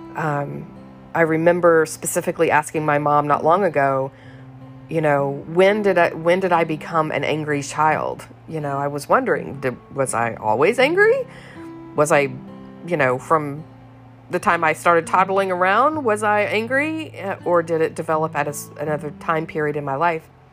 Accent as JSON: {"language": "English", "region": "the South", "country": "United States", "tie": "born or raised there", "said": "I was raised in the South, and good little girls don't get mad"}